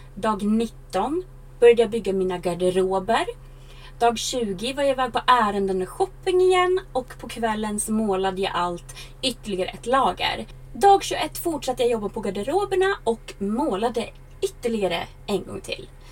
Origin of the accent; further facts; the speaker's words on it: Sweden; jag varit hemma i Sverige över sommaren